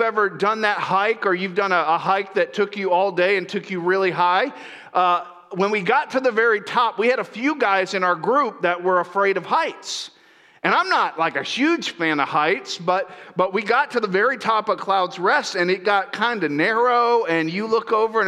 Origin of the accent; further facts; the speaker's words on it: Central Florida, United States; moved away as an adult; now in Northern California, United States; I grew up in Central Florida